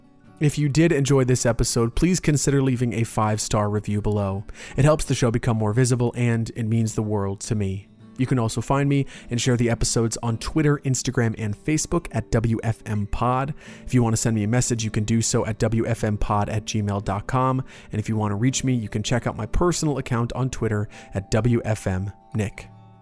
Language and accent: English; Altamonte Springs, Florida, United States; also born or lived in Orlando, Florida; now in Sanford, United States; I hadn't lived outside of my hometown, Altamont Springs, in over a decade.